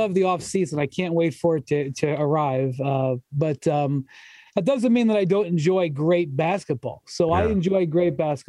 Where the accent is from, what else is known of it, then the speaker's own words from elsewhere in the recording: Akron, Ohio, United States; also born or lived in Cleveland, Ohio; I grew up in Akron, Ohio, and the Cavs basically played in Akron when I was a kid.